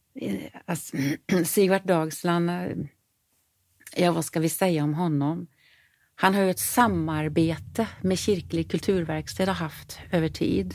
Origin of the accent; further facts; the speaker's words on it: Sarpsborg, Østfold, Norway; first language Norwegian; Swedish is a second language; moved away as an adult; also born or lived in Stockholm, Sweden; now in Gothenburg, Sweden; Och sen så bestämde vi oss för att flytta till Norge. Eh, tillbaka till min hemstad